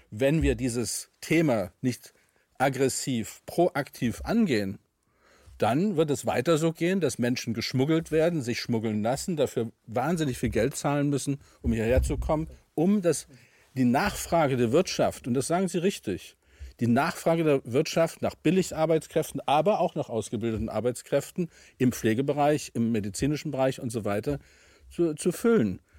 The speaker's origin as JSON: {"language": "German", "country": "Germany", "said": "Ich bin Deutscher und ich denke europäisch."}